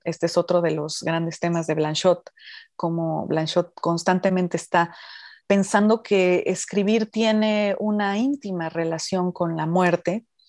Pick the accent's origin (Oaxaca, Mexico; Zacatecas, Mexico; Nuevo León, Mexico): Oaxaca, Mexico; los oaxaqueños eh, nacemos con ese poder de la comida oaxaqueña